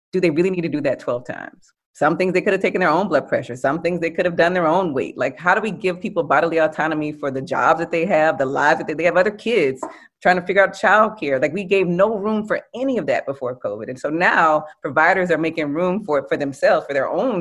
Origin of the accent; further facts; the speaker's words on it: New Orleans, Louisiana, United States; I'm from New Orleans